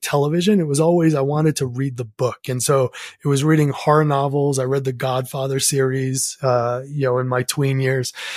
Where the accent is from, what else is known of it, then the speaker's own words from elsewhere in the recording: New England, United States; growing up in New England